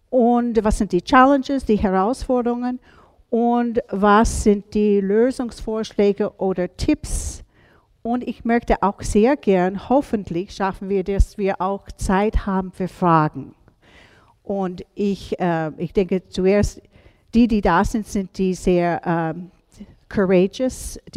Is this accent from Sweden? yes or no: no; United States; now in Salzburg, Austria; Ihr merkt, obwohl ich gestern von Salzburg gekommen bin, wo, bin ich keine Salzburgerin. Ich bin ursprünglich aus USA.